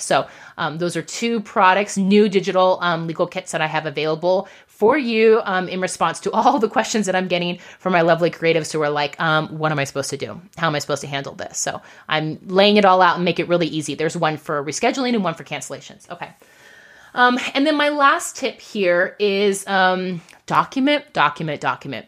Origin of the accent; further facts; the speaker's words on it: United States; we are American entrepreneurs